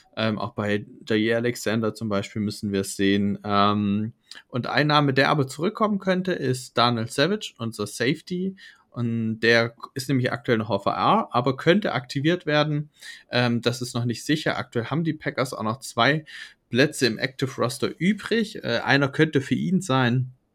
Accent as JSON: {"language": "German", "country": "Germany", "said": "vor allem für uns Deutsche"}